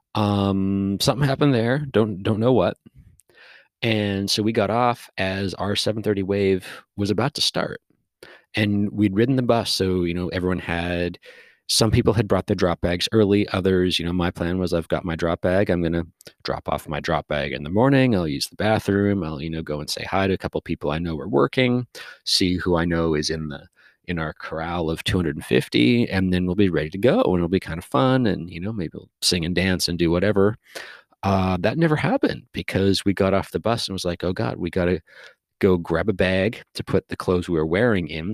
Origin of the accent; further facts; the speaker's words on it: Canada; I was from Canada